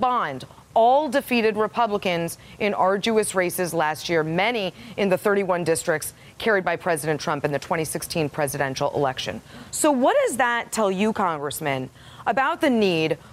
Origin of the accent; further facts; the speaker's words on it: Massachusetts, United States; It's my home state